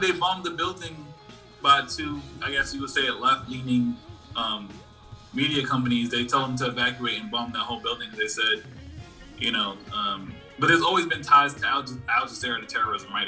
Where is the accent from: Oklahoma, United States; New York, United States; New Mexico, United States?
New York, United States; New York City; Growing up in Brooklyn for a, certain period of time